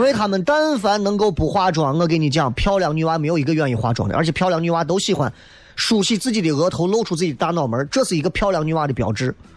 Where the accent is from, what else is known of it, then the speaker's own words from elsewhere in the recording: Xi'an, Shaanxi, China; 作为同是西安老乡的你们，作为同是陕西相当的各位